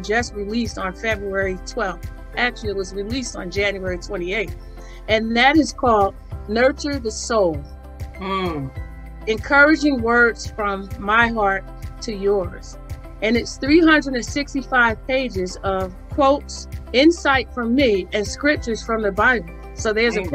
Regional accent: Northern New Jersey, United States; I was born and raised in New Jersey, in Northern New Jersey

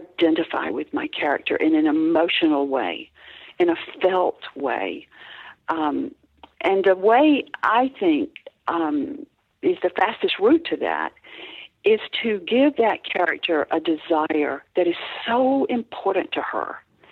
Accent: the South, United States; I grew up in the South in pre-feminist America.

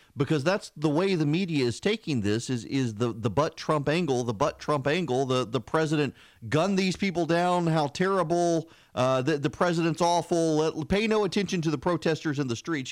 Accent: Louisiana, United States; I'm from Louisiana

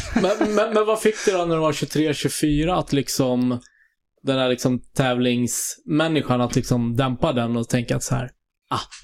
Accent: Stockholm, Stockholm County, Sweden; moved away as an adult; now in Sollentuna, Sweden; är från Kungsholmen, född på Kungsholmen

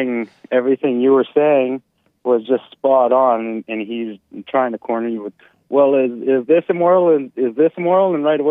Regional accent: Canada; now in United States; That's kind of why I came here from Canada.

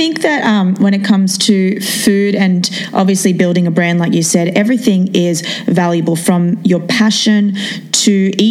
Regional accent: Australia; now in New York City, United States; I'm from Australia, I've come to New York City

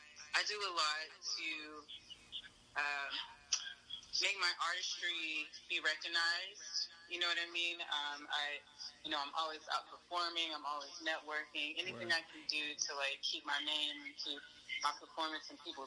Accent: North Carolina, United States; I am from North Carolina.

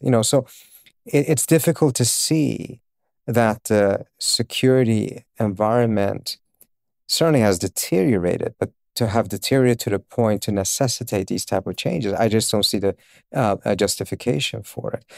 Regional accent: Uppsala, Uppsala County, Sweden; also born or lived in Iran; I was born in Iran, uh, and my family, we moved, uh, against our will, uh, at, uh, end of nineteen seventy-eight to Sweden

